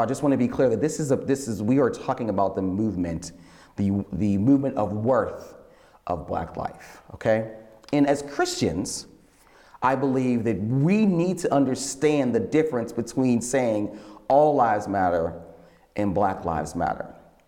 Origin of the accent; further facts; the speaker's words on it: Pittsburgh, Pennsylvania, United States; You shouldn't be wearing that. We're from Pittsburgh and all cities matter.